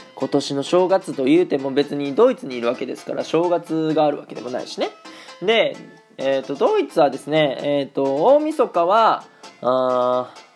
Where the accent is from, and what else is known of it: Japan; born or raised there; moved away as an adult; now in Germany